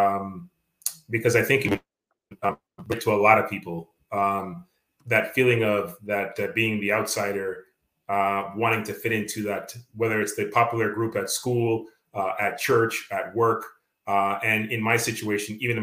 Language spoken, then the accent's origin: English; Canada; accent: Canadian; being Canadian, I mean, I have my Canadian accent